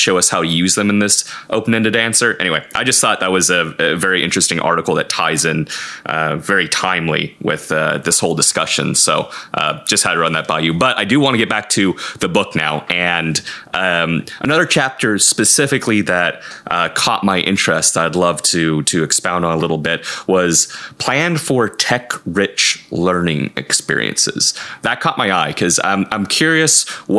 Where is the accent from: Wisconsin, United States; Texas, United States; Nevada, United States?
Wisconsin, United States; I'm from Wisconsin